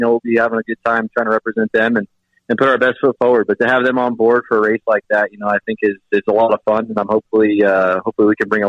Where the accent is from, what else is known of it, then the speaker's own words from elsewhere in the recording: near Sonoma, California, United States; in front of my hometown fans, per se, being that I grew up so close.